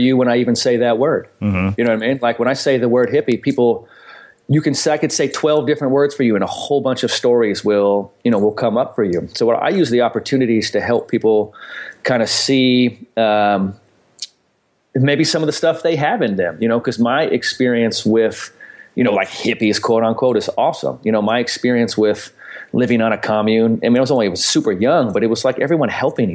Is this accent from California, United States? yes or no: yes; San Francisco, California, United States; growing up in San Francisco and, you know, playing basketball at the parks and stuff